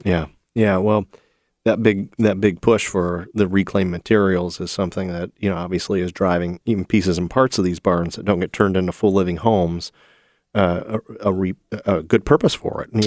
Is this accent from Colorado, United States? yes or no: no; Toledo, Ohio, United States; Jamie Farr's hometown. Yeah, there, there it is. My hometown